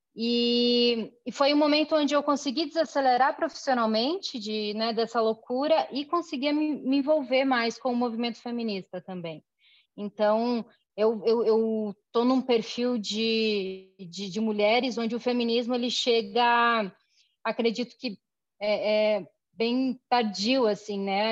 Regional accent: Chapecó, Santa Catarina, Brazil; moved away as an adult; now in Curitiba, Brazil; Eu nasci em Chapecó, eu moro em Curitiba. Em Curitiba já tem mais de 15 anos. Eu vim para estudar

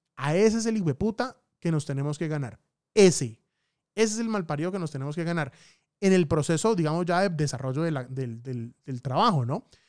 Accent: Bucaramanga, Santander, Colombia; moved away; mi tierrita hermosa, Bucaramanga

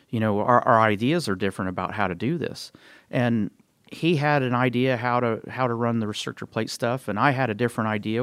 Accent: Columbus, Indiana, United States; my hometown of Columbus, Indiana.

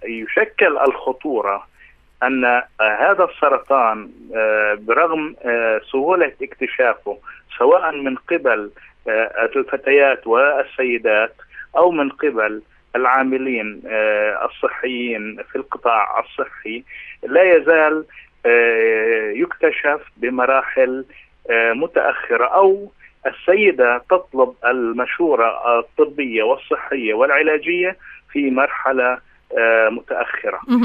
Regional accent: Palestine; عندنا في فلسطين

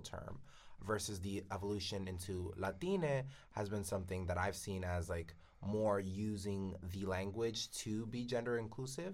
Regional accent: New York, United States; I am from New York as well

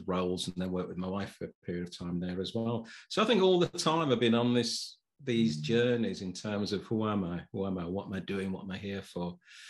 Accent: Sheffield, Yorkshire and the Humber, United Kingdom; now in Chesterfield, United Kingdom; I've been here for about 7 years. I'm originally from Sheffield. People might not be able to know from my accent. Some people say I've got a little bit of a Southern or a London accent.

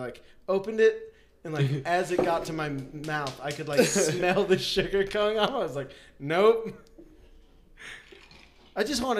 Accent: Parker, Colorado, United States; growing up in Parker

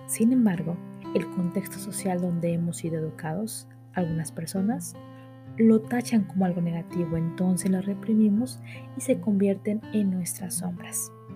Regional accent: Mexico; por lo menos en México donde soy yo

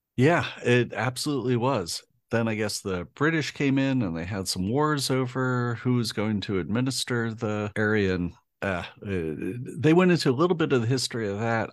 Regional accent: United States; being an American

